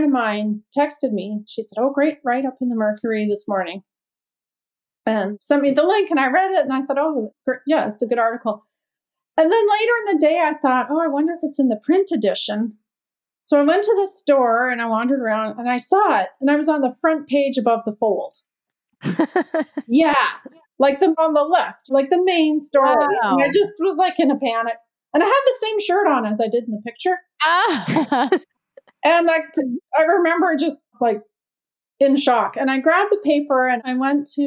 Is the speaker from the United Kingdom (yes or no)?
no; Canada; moved away as an adult; now in United States; I'm from Canada. We moved to the States in 98